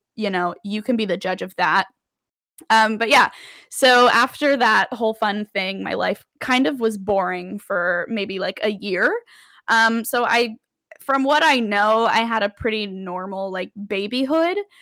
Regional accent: Las Vegas, Nevada, United States; moved away as an adult; now in New York City, United States; I am a true Las Vegas born and raised. I lived in Las Vegas from the time I was born to the time I went to college

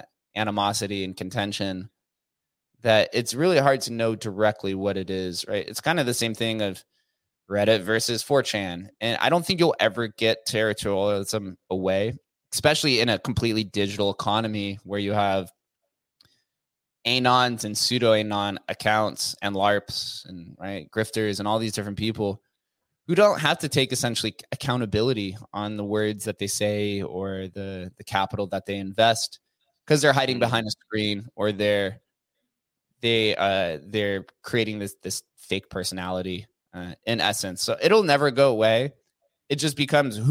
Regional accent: Las Vegas, Nevada, United States; being born and raised in Las Vegas

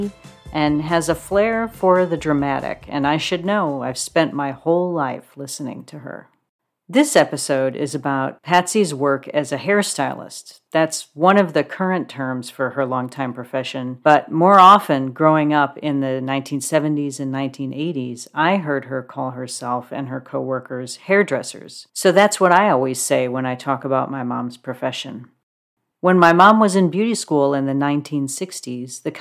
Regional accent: Joliet, Illinois, United States; moved away; my hometown of Joliet, Illinois

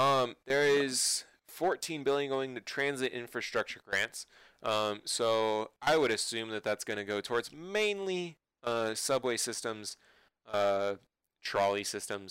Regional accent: California, United States; both of us growing up in California

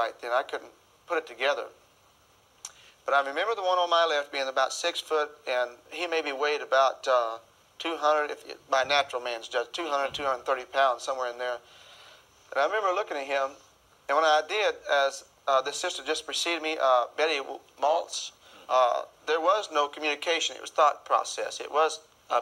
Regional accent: Arkansas, United States; I was raised in Arkansas

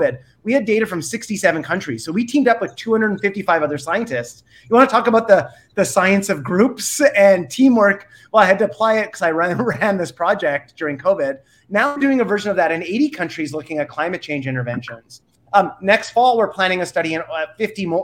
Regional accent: Canada; I'm Canadian, so I'm not even American

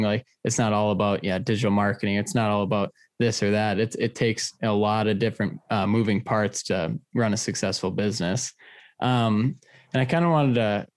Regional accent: Detroit Lakes, Minnesota, United States; moved away; all the years that I grew up in Detroit Lakes

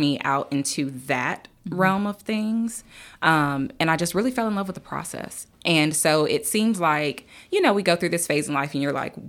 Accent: Durham, North Carolina, United States; Yeah. So I am from Durham.

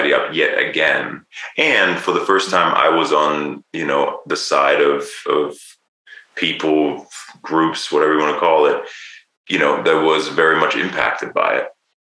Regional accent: Germany; also born or lived in United Kingdom / Los Angeles, United States; now in Bend, United States; I was born in Germany

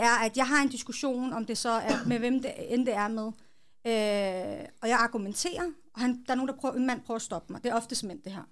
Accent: Hillerød, Capital Region of Denmark, Denmark; Jeg er født og opvokset i Hillerød, fireogtredive

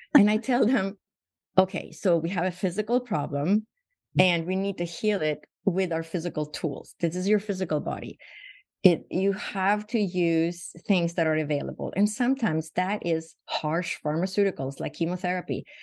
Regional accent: Sweden; moved away as an adult; now in Phoenix, United States; So I was born and raised in Sweden, and I moved to the United States when I was 21.

